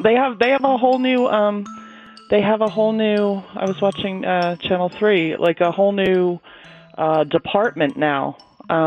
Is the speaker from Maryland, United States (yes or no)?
no; New York City, New York, United States; moved away; I was born in Brooklyn, but no, I've been out here for a long time.